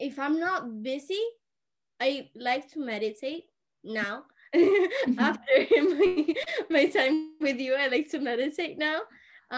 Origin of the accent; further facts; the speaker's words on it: Venezuela; now in Switzerland; I'm from Venezuela, and I currently study in Switzerland.